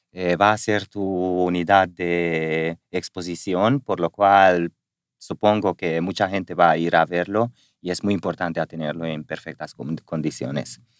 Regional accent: Spain; porque lo saben que somos españoles

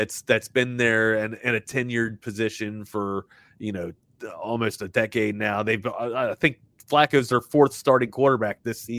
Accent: Baltimore, Maryland, United States; I'm from Baltimore

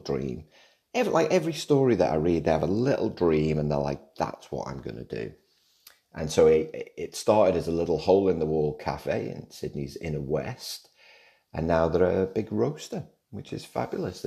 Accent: Liverpool, North West England, United Kingdom; growing up in Liverpool, it's about music, lad.

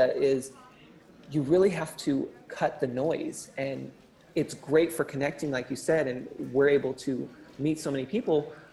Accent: California, United States; I'm totally a California boy

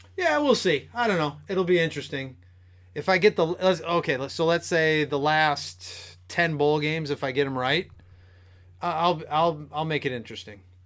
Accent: Michigan, United States; being from Michigan

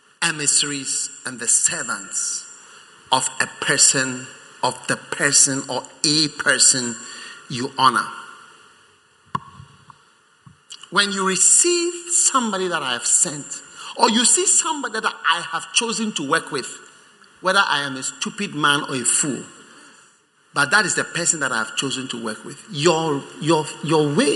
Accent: Ghana; I'm a Ghanaian.

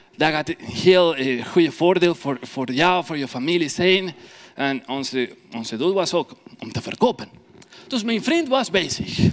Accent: Ecuador; first language Spanish; Dutch is a second language; moved away as an adult; now in Belgium; Ik kom uit Ecuador. Ik ben in België al vier jaar

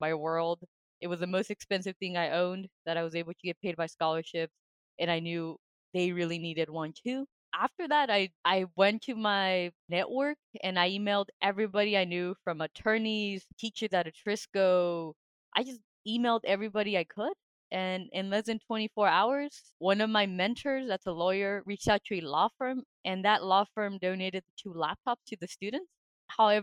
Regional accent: Albuquerque, New Mexico, United States; moved away as an adult; also born or lived in Massachusetts; now in Denmark; my hometown in Albuquerque, New Mexico

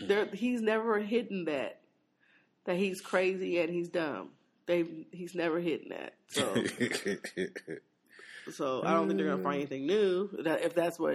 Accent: Washington, United States; moved away; prayers to my home state. I mean, that's where I'm from.

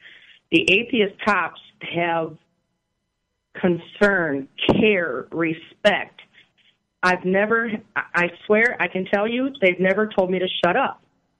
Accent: Michigan, United States; my experiences growing up in Michigan.

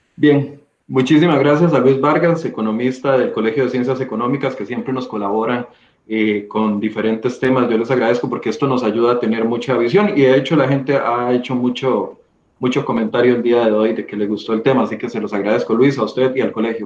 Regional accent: Costa Rica; como costarricenses

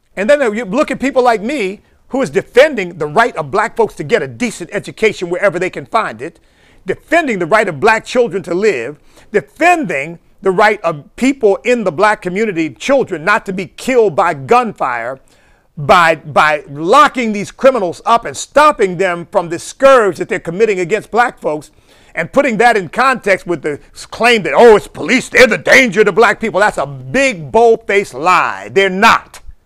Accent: Chester, Pennsylvania, United States; my hometown of Chester, Pennsylvania

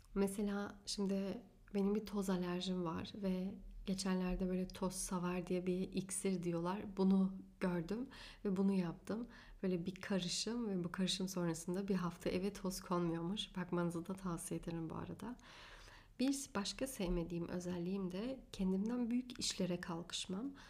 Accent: Afyonkarahisar, Turkey; also born or lived in Hanover, Germany; 9 yaşında Hanöfer'den Türkiye'ye taşındık Afyonkarahisar'a.

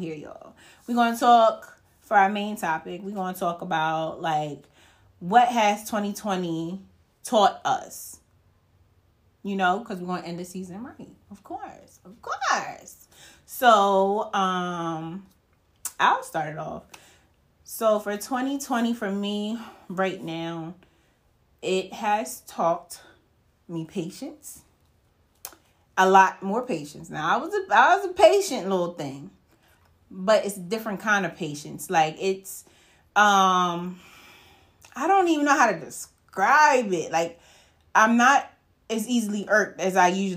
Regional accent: United States; We, as American people

